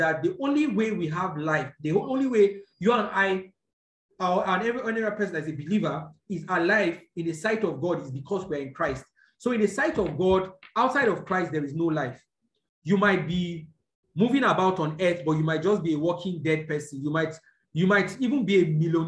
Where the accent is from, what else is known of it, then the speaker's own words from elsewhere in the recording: Nigeria; I'm a Nigerian because I was born here